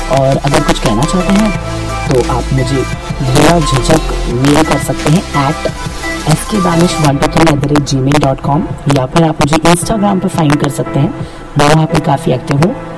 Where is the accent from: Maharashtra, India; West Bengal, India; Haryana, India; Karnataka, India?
Maharashtra, India; Mumbai; मैं मुंबई से हूँ